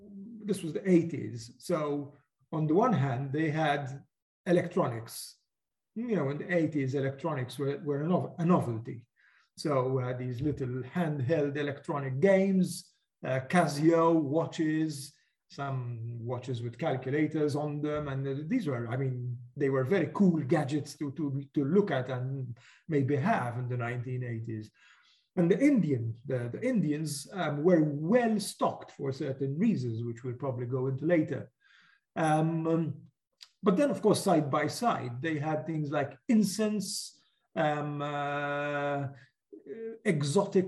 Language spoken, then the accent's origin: English; Valletta, Malta; when I was young and I lived in Valletta, I was brought up in Valletta, which is the capital city of Malta.